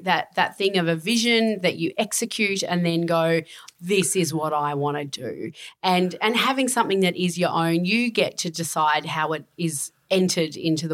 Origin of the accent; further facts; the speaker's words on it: Penrith, New South Wales, Australia; moved away; also born or lived in Tasmania; I was born in Penrith in New South Wales in the western suburbs